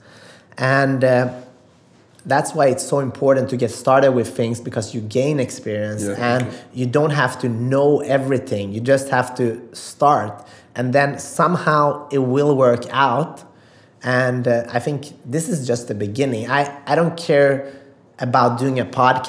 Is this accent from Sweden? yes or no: yes; Sweden; also born or lived in Macedonia; I'm from Sweden